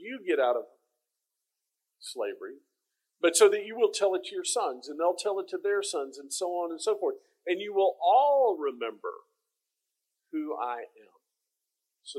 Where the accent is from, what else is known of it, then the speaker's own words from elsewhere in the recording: Texas, United States; now in Fayetteville, United States; I'm a Texan.